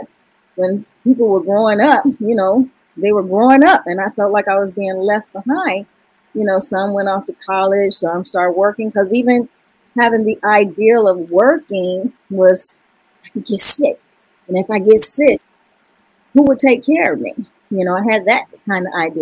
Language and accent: English; Chicago, Illinois, United States; moved away as an adult; also born or lived in Wisconsin; now in California, United States; I'm originally from Chicago, Chi-Town, Southside. I was born and raised in Wentworth Garden, the one on 39th